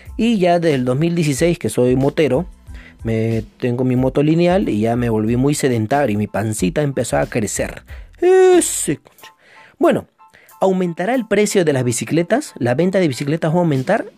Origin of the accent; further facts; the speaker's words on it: Lima, Peru; also born or lived in San Martín de Porres, Lima; Yo desde que nací vivo en Lima Norte, antes vivía viví en Comas, ahora vivo en San Martín de Porres.